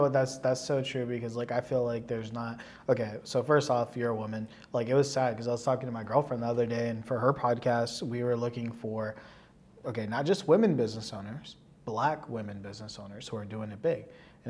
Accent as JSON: {"language": "English", "area": "South Bay", "region": "California", "country": "United States", "said": "I'm from the South Bay, right? Like, this is like my hood."}